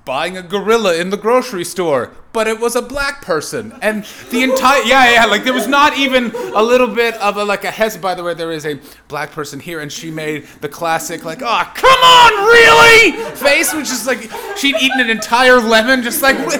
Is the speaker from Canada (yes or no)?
yes; Canada; moved away; I come from North America, I come from Canada